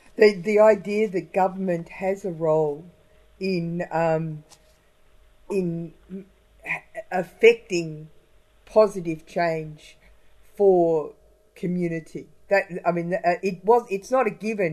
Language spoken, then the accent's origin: English; Warrnambool, Victoria, Australia; I was brought up in Warrnambool